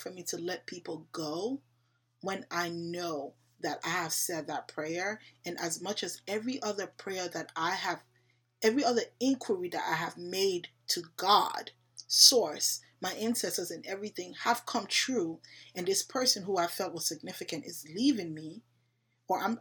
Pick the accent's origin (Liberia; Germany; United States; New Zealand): Liberia; I'm African. I'm from Liberia